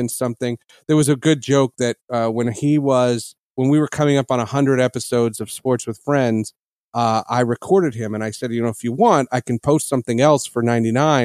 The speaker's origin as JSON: {"language": "English", "region": "New Jersey", "country": "United States", "tie": "born or raised there", "said": "I grew up in New Jersey"}